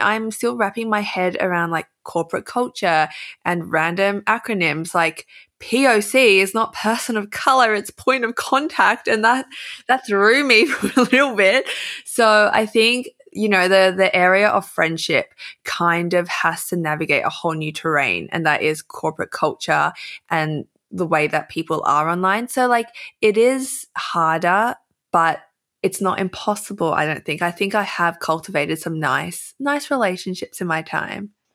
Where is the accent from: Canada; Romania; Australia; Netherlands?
Australia; accent: Aussie; I can feel myself emphasizing my Aussie accent